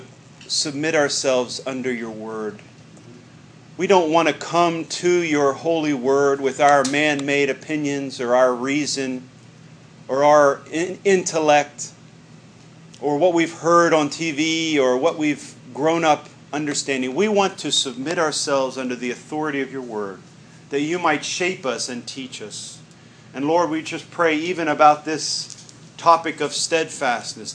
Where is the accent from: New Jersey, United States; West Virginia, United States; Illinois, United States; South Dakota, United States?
West Virginia, United States; I'm from West Virginia